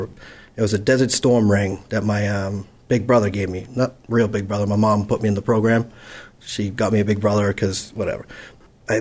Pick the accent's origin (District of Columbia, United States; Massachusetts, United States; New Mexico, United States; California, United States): Massachusetts, United States; Holbrook; I'm from Holbrook, Massachusetts